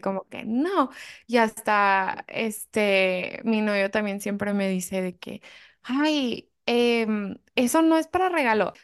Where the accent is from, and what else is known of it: Mexico; born or raised there